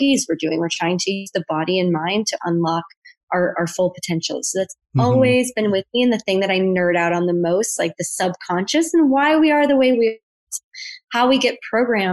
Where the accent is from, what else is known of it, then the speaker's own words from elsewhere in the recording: Buffalo, New York, United States; moved away as an adult; now in Bali, Indonesia; So I'm originally from Buffalo, New York. So I'm American. I have been living abroad since 2013